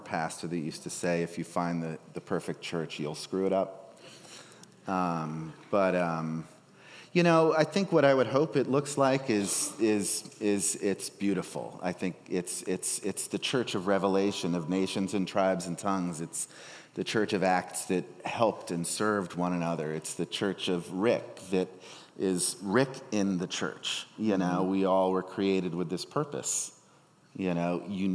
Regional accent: Darien, Connecticut, United States; I'm from Darien, Connecticut, affluent Connecticutville

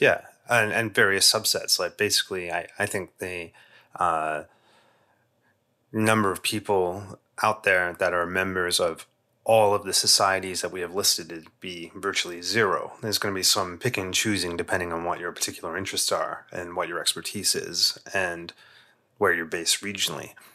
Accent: England, United Kingdom; as a kid growing up in England

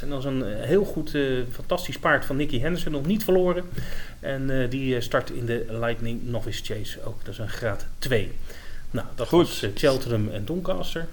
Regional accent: Netherlands; we zijn Nederlanders

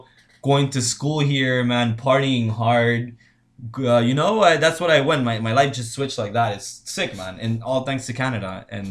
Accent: United States; I'm American, I was born in the States, right?

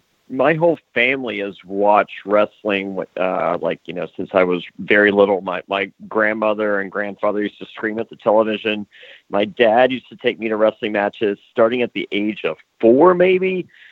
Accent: Danville, Virginia, United States; I grew up in Danville, Virginia

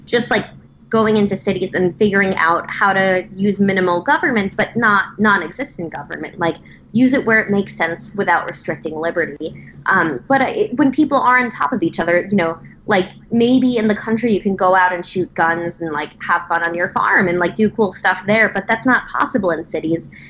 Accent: Nassau County, New York, United States; growing up in Nassau County, where I started in politics

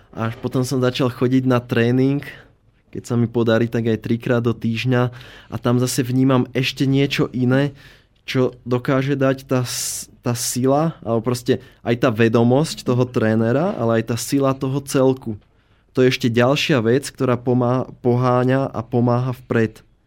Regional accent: Slovakia; ten náš dobrý, dobrosrdečný slovenský duch

